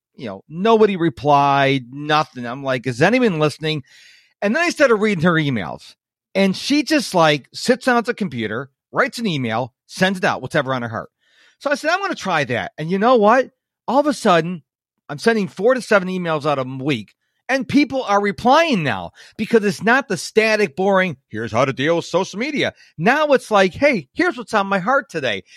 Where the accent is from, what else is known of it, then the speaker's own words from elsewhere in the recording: Rochester, New York, United States; now in Houston, United States; I was born in New York, uh, Rochester, New York